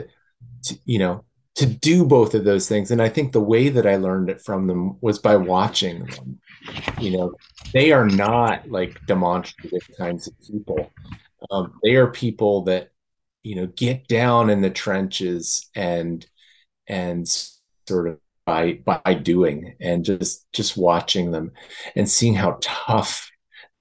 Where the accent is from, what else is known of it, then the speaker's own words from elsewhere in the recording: Delaware, United States; now in Reston, United States; I grew up in Delaware on the east coast of the United States.